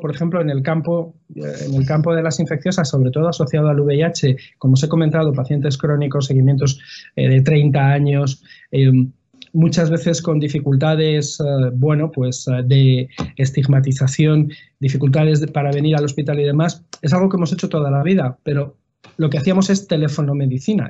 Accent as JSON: {"language": "Spanish", "town": "Madrid", "region": "Community of Madrid", "country": "Spain", "said": "soy de Madrid"}